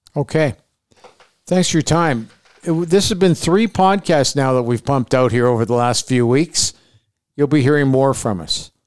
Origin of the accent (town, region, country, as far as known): Canada